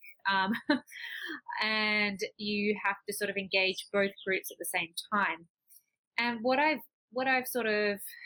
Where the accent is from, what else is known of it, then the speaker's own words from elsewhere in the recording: Australia; moved away as an adult; also born or lived in Taiwan; now in Cali, Colombia; I'm Australian